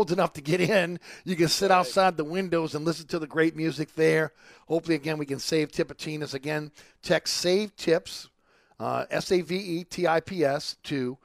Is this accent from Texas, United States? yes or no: no; New Orleans, Louisiana, United States; growing up in Uptown New Orleans